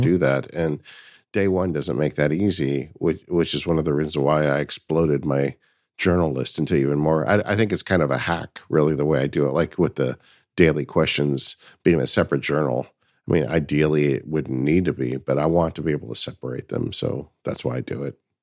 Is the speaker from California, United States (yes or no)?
yes; California, United States; I am definitely a Californian